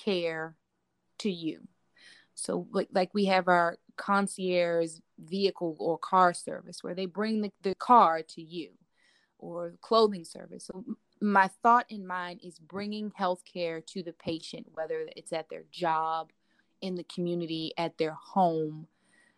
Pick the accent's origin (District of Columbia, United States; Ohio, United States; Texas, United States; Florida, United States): District of Columbia, United States; Washington; born and raised in Washington, D.C.